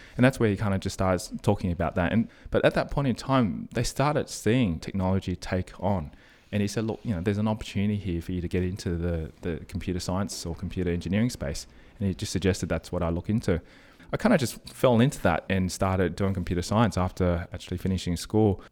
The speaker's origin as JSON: {"language": "English", "town": "Sydney", "region": "New South Wales", "country": "Australia", "tie": "born or raised there", "said": "Born and bred in Australia, Sydney"}